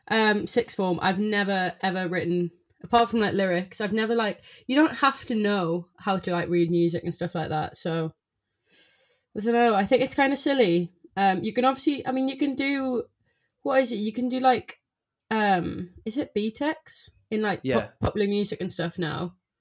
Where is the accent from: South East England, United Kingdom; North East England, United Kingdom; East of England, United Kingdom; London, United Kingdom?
North East England, United Kingdom; South Shields; South Shields, but it's right next to Newcastle.